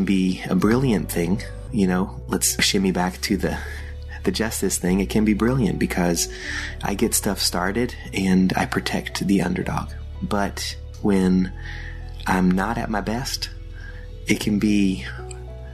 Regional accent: Austria; moved away; In the German language, which is where I grew up in Austria, speaking German.

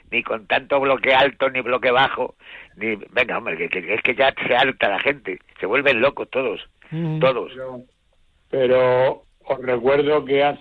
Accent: Seville, Andalusia, Spain; Somos de Sevilla

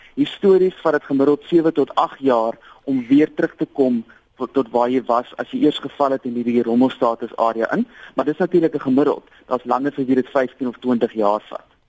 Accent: South Africa; as Suid-Afrikaner

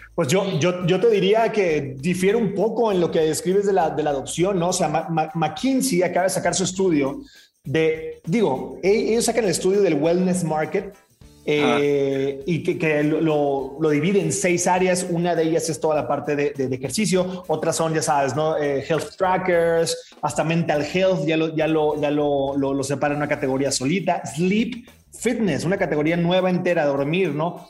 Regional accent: Mazatlán, Sinaloa, Mexico; yo soy de Mazatlán

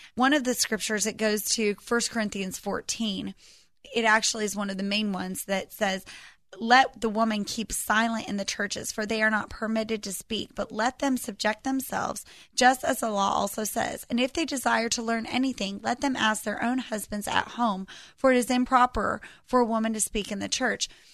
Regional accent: United States; we as American Christians

